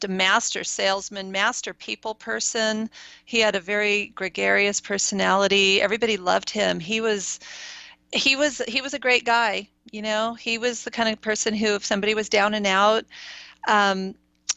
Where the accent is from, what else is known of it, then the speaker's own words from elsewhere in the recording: East Bay, San Francisco Bay Area, California, United States; I grew up in the East Bay. My mom was born and raised in Oakland. My parents lived in San Francisco at the beginning of their marriage, so I'm a Bay Area native.